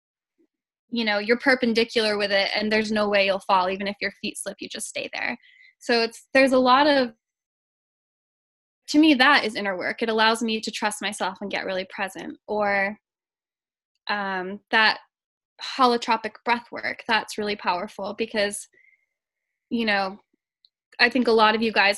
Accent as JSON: {"language": "English", "region": "Maine", "country": "United States", "tie": "born or raised there", "said": "I grew up in Maine"}